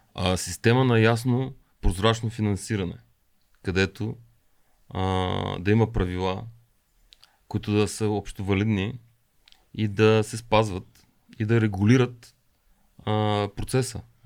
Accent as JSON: {"language": "Bulgarian", "country": "Bulgaria", "said": "съм от България"}